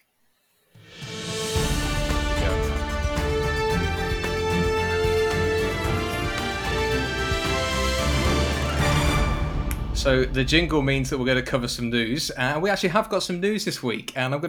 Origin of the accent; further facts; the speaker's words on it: United Kingdom; As a Brit